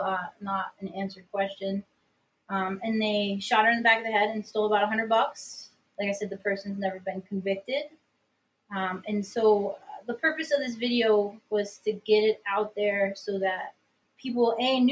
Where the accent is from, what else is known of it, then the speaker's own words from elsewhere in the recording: Upstate New York, United States; I'm from Upstate New York